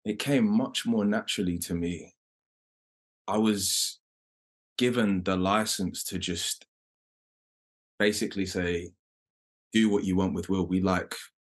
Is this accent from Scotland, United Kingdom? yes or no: no; London, United Kingdom; accent: London; my London accent